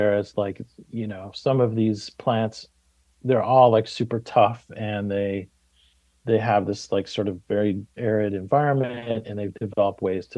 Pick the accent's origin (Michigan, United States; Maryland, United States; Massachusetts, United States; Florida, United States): Michigan, United States; just outside of Ann Arbor; moved away; I grew up in Michigan, just outside of Ann Arbor